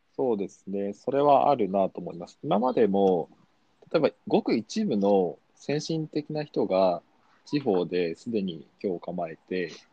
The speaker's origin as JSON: {"language": "Japanese", "region": "Kumamoto", "country": "Japan", "tie": "born or raised there", "moved": "as an adult", "lives_now": "Tokyo, Japan", "said": "育ちは、えっと、熊本県出身で、うん、えー、まあ、生まれも育ちも阿蘇山っていう大きな火山のある、うん、ところなんですけど、そこのふもとの田舎町で生まれ育って"}